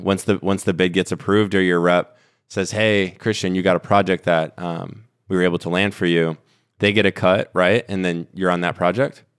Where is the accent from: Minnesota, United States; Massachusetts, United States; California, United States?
Minnesota, United States; I grew up in Minnesota